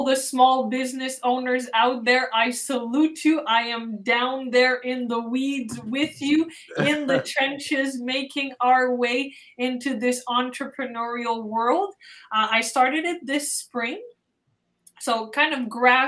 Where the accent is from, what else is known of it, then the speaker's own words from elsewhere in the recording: Montreal, Quebec, Canada; I am born and raised in Montreal